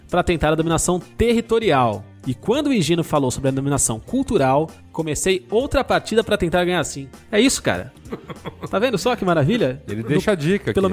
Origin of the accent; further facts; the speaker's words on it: Fortaleza, Ceará, Brazil; Durante algum tempo fui professor de literatura em uma escola privada de Fortaleza, Ceará, minha cidade natal.